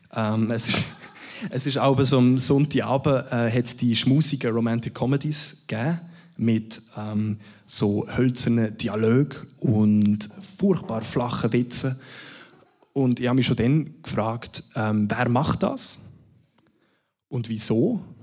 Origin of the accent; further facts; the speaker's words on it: Münsingen?, Bern, Switzerland; ich bin zu Mosendorf, wo ich aufgewachsen bin